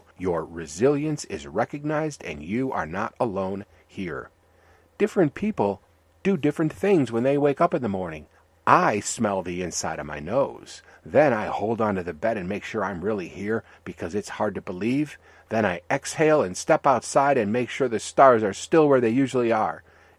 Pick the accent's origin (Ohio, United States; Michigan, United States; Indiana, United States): Michigan, United States; It was a dead river, because I grew up near Detroit, and we were told stay away from those rivers.